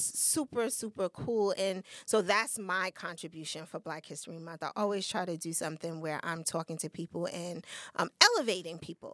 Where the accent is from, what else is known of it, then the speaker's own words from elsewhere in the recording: United States; we're American.